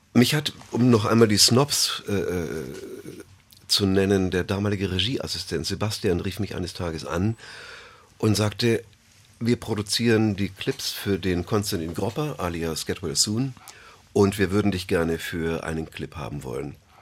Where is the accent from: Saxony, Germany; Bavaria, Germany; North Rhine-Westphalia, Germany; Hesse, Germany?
Bavaria, Germany; Bamberg; ich bin in Bayern aufgewachsen, in Bamberg